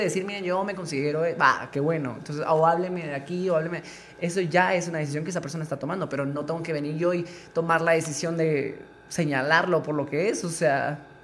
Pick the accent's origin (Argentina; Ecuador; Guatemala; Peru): Guatemala; ese lado conservador que traemos como guatemaltecos